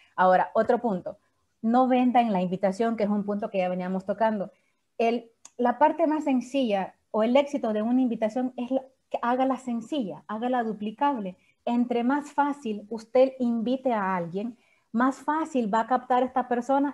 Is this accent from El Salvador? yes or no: yes; San Salvador, El Salvador; yo soy de San Salvador, pero todo el mundo cree que yo soy de Santa Ana